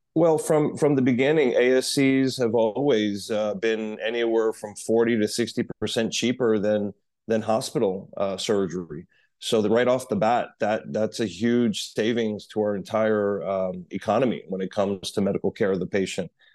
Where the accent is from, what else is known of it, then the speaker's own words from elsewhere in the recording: New York City, New York, United States; moved away as an adult; now in Miami, United States; I'm a New Yorker, born and raised in New York City, uh, moved to Miami about twenty years ago